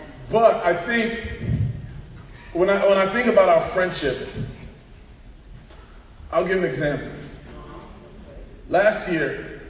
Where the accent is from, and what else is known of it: Queens, New York, United States